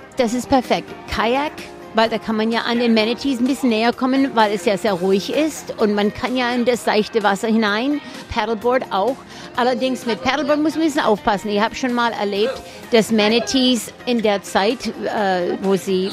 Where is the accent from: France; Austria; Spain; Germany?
Germany; Stuttgart, Baden-Württemberg; accent: Swabian; German is a second language; moved away as an adult; now in Florida, United States; ich bin in Stuttgart aufgewachsen